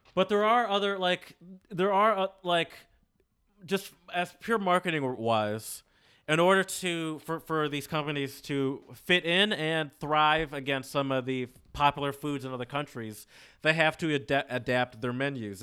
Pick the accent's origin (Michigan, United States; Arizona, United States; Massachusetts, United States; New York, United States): Michigan, United States; suburbs close to Detroit; also born or lived in the South (US); I grew up in the suburbs, around white people. Um, but I grew up close to Detroit, and I also grew up. Um, I spent a good part of my childhood in the South